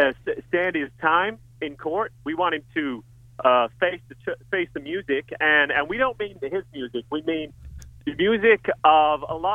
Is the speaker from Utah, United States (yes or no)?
no; Los Angeles, California, United States; I'm from Los Angeles. I'm a long way away. I just thought I should project.